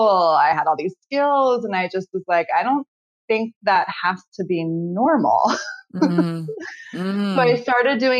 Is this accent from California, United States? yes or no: yes; Novato, California, United States; also born or lived in San Rafael, California; I'm from Novato in Marin County. I live in San Rafael now, but yes, born and raised in Marin